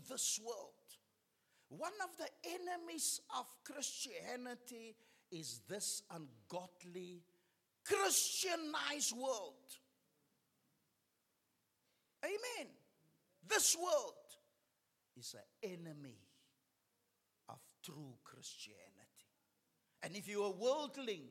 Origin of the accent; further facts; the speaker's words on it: Cape Town, Western Cape, South Africa; we're from Pinelands